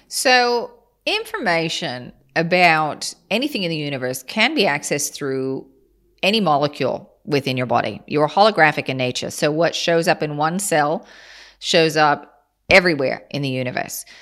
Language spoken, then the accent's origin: English; Kansas, United States; I'm from Kansas